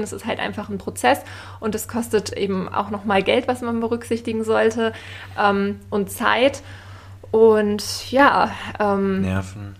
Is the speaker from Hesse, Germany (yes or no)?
no; Lüneburg, Lower Saxony, Germany; moved away as an adult; also born or lived in Berlin; Ich bin 28 Jahre alt und ähm, ja, komme ursprünglich aus Lüneburg und bin dann ähm, ja irgendwann berufsbedingt eigentlich nach Berlin gezogen